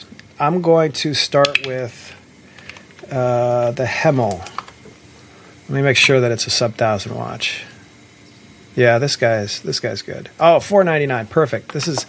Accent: Columbus, Ohio, United States; from Columbus, but like I wouldn't go back there if you paid me.

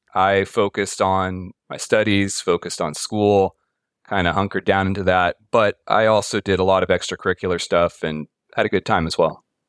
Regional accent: Pacifica, California, United States; I grew up in Pacifica, which is on the coast, a little bit south of San Francisco

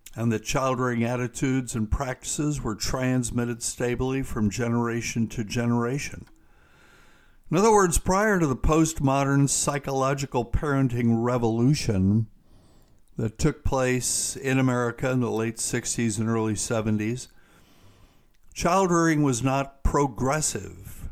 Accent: South Carolina, United States; my home state of South Carolina

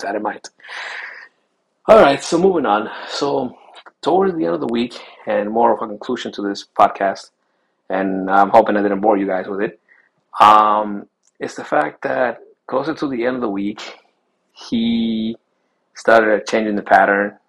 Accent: Chile; Taita is a Chilean term, because I was born in Chile, South America.

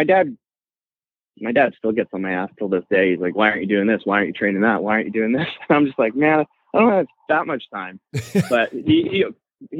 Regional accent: British Columbia, Canada; I'm from Canada

